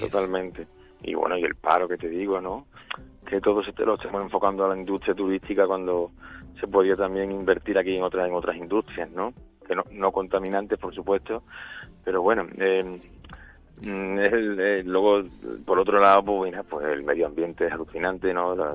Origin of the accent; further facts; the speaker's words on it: Badajoz, Extremadura, Spain; moved away; also born or lived in San Fernando, Cádiz; yo me criaba allí, pero bueno, yo digo que Badajoz es mi tierra